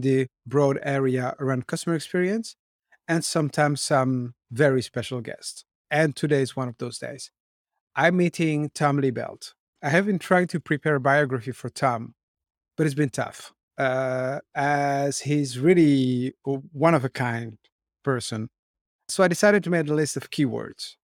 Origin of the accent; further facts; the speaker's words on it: Brussels, Brussels-Capital Region, Belgium; I grew up in Brussels where my parents had shops.